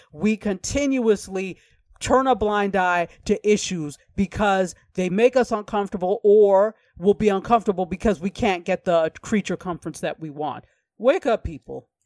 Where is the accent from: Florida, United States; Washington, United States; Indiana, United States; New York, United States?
New York, United States; I'm from New York State